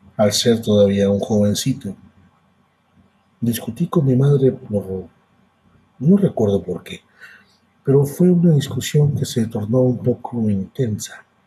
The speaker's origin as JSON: {"language": "Spanish", "country": "Mexico", "tie": "born or raised there", "said": "yo soy de México, yo radico en México. Y yo nací en una parte de México a donde hace mucho calor."}